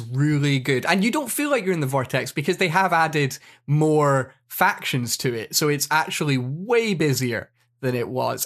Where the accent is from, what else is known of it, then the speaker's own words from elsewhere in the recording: Scotland, United Kingdom; I'm Scottish